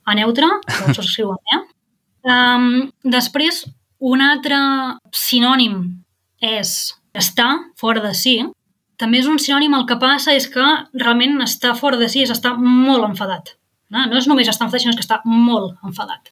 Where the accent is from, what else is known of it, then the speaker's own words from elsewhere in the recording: Girona, Catalonia, Spain; moved away as an adult; also born or lived in Barcelona / Netherlands / Marburg, Germany; now in Germany; soc de Girona